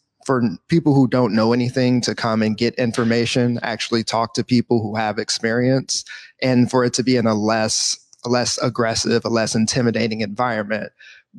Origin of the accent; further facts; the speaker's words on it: Midwest, United States; also born or lived in Georgia; now in Seattle, United States; I'm actually from the Midwest. I lived down in the South